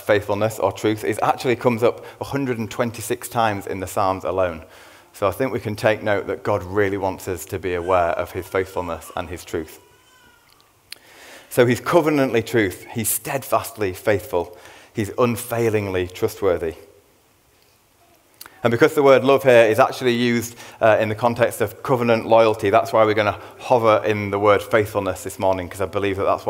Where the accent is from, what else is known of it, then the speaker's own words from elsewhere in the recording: Leeds, Yorkshire and the Humber, United Kingdom; I'm a man from Leeds